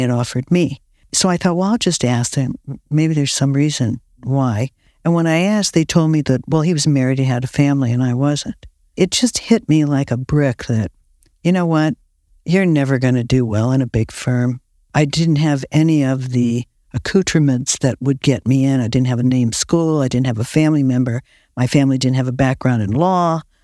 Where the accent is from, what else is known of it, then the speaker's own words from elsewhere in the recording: Akron, Ohio, United States; now in California, United States; I was born in Akron, Ohio, rubber capital of the world